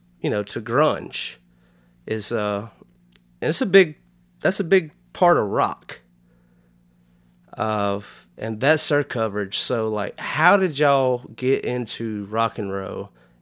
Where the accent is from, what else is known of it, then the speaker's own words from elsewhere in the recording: Canada; Growing up in Canada, like, you know, we have our rock and roll stations here.